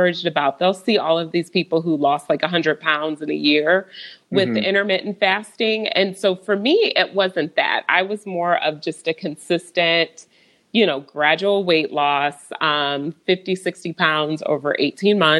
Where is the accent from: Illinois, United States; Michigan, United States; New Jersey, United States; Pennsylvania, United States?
Michigan, United States; now in Overland Park, United States; I'm originally from Michigan